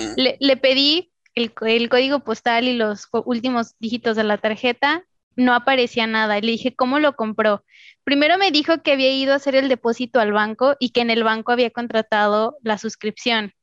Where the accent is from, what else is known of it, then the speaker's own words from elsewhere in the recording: Mexico; De México.